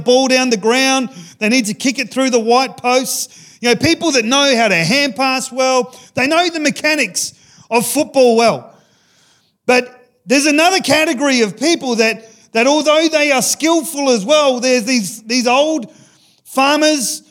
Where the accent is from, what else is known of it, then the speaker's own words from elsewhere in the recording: Ceduna, South Australia, Australia; I grew up in Sejuna